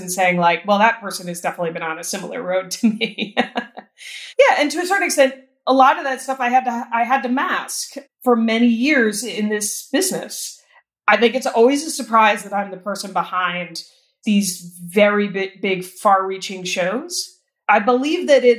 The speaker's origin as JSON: {"language": "English", "region": "New York", "country": "United States", "moved": "as an adult", "lives_now": "Los Angeles, United States", "said": "I'm a New Yorker who lives in LA because that's where the work is."}